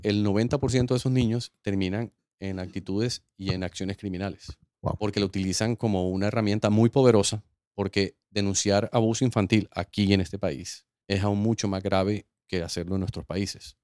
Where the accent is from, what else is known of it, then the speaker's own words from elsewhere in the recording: Colombia; moved away as an adult; now in United States; Yo iba de vuelta a Colombia